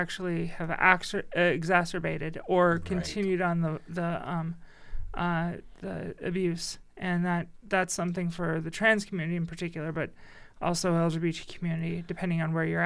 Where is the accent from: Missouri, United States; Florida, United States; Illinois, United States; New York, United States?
Illinois, United States; near Chicago; moved away; I grew up by Chicago and I was in Chicago all the time